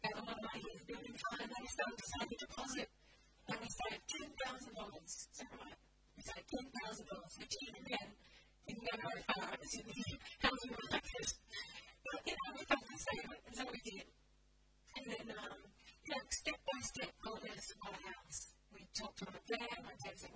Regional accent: Australia; I'm Aussie

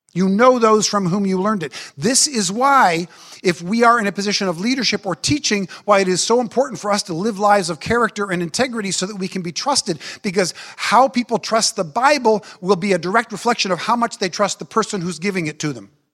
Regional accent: United States; I am an American

